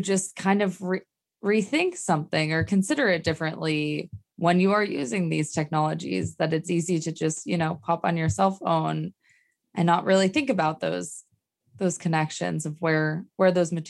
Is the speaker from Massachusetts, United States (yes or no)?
yes; Massachusetts, United States; now in California, United States; I am from Massachusetts